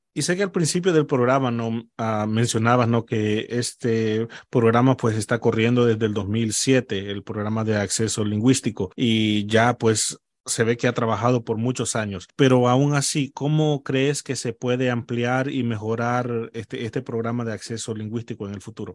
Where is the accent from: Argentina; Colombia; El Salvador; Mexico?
El Salvador; moved away; yo soy salvadoreño